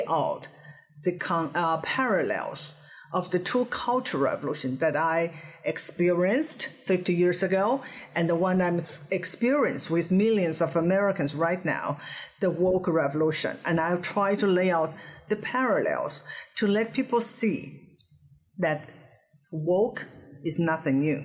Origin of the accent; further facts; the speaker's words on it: China; English is a second language; moved away as an adult; now in United States; I grew up in Mao's China. I spent my first 26 years there